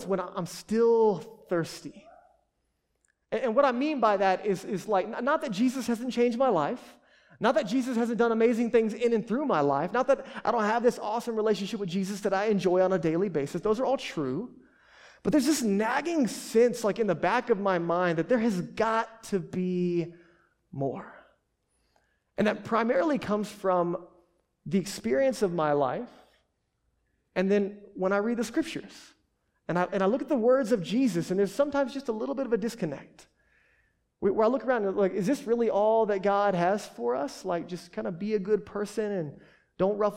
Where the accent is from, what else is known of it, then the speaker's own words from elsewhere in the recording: United States; we're American